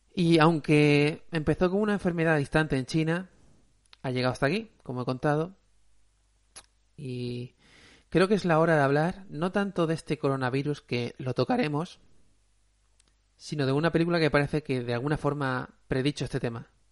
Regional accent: Aspe, Valencian Community, Spain; also born or lived in Alicante; Yo soy de Aspe, pero me considero más de Alicante porque he pasado mucho, más tiempo en Alicante que en Aspe, en mi, en mi época más adulta

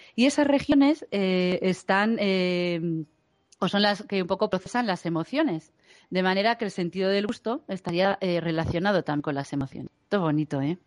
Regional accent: Galicia, Spain; now in Madrid, Spain; yo soy gallega y los del norte no tenemos sentido del frío

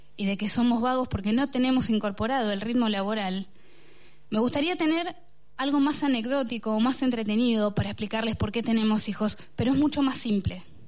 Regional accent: Bahía Blanca, Buenos Aires Province, Argentina; soy de Villa Caracol, una de las villas más pobres de Bahía Blanca, donde yo crecí no había baño

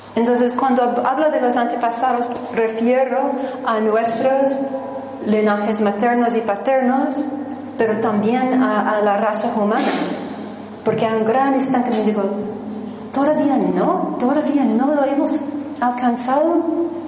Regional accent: New Jersey, United States; Spanish is a second language; moved away as an adult; also born or lived in Manhattan, New York; originalmente soy americana de New Jersey

